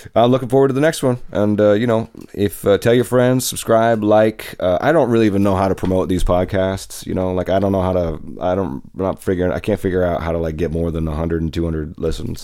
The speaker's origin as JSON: {"language": "English", "town": "Tacoma", "region": "Washington", "country": "United States", "said": "I'm from Tacoma"}